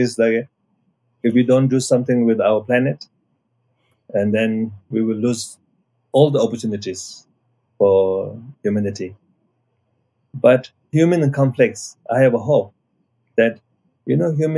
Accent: Nepal; I'm coming from Nepal side

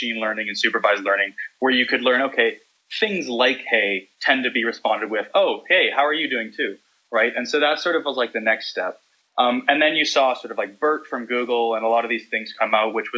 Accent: Vancouver, British Columbia, Canada; accent: Canadian; I'm from Vancouver, Canada.

